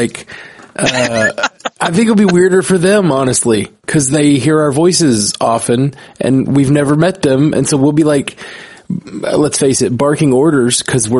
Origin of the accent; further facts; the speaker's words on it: Birmingham, Alabama, United States; We're from Birmingham, Alabama.